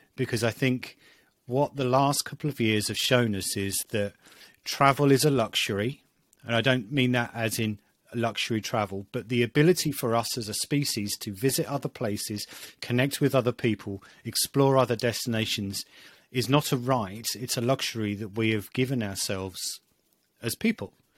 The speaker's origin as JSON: {"language": "English", "country": "United Kingdom", "said": "being British"}